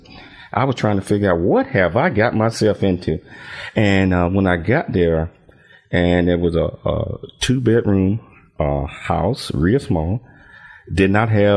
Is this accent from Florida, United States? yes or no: no; Chattanooga, Tennessee, United States; moved away as an adult; also born or lived in Alabama / Fort Worth, Texas; now in Temecula, United States; I was born in Chattanooga, Tennessee, and I was a 7 of 10 kids.